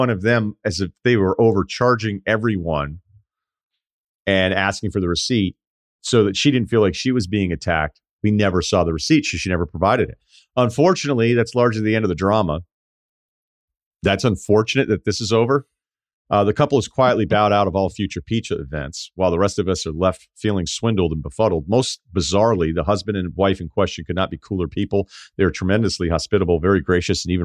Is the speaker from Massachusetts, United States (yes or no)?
yes; Martha's Vineyard, Massachusetts, United States; moved away; Growing up on Martha's Vineyard